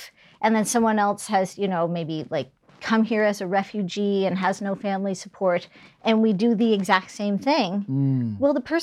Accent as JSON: {"language": "English", "region": "New Brunswick", "country": "Canada", "also_born_or_lived": "Calgary", "moved": "yes", "lives_now": "Halifax, Canada", "said": "I'm from New Brunswick."}